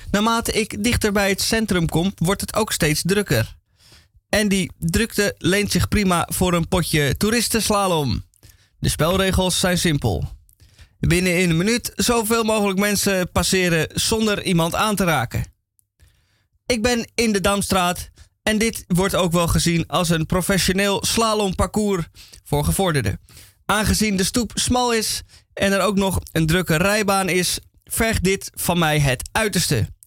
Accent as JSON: {"language": "Dutch", "town": "Amsterdam", "region": "North Holland", "country": "Netherlands", "said": "Als Amsterdammer ga je met de fiets. De tweewieler is je beste vriend"}